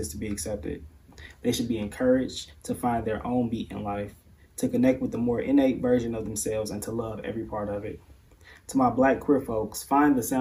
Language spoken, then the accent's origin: English; Chicago, Illinois, United States; Growing up in Chicago